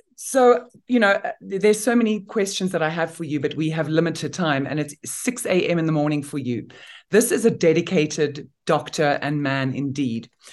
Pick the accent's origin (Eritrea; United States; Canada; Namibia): Namibia; I come from Namibia in Africa